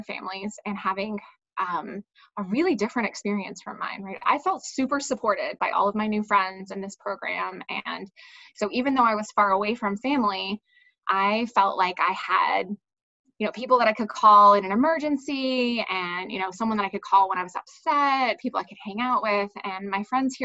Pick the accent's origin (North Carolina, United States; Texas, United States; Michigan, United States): North Carolina, United States; Durham; moved away as an adult; now in North Carolina, United States; I'm originally from North Carolina. I grew up in Durham